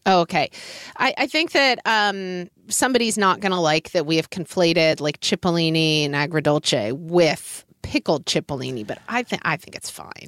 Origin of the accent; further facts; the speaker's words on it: Oklahoma, United States; growing up in Oklahoma